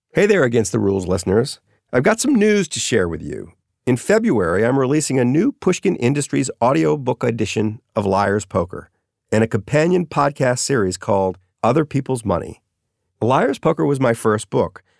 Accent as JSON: {"language": "English", "town": "New Orleans", "region": "Louisiana", "country": "United States", "tie": "born or raised there", "said": "growing up in New Orleans"}